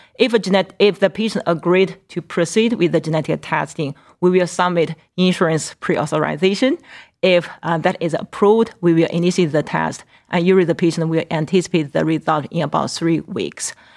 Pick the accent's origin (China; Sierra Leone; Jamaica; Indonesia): China; Qingdao, Shandong; also born or lived in Northeast Ohio; now in Cleveland, United States; my hometown, Qingdao